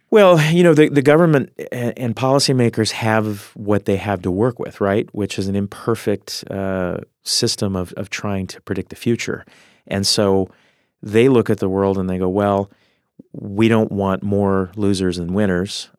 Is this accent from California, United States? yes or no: no; Albuquerque, New Mexico, United States; now in Seattle, United States; I grew up in Albuquerque, it was a very spread out kinda cul-de-sac kind of a, a, a world